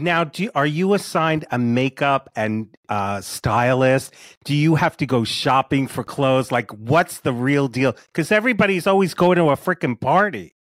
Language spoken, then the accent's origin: English; South Orange, New Jersey, United States; I grew up in South Orange.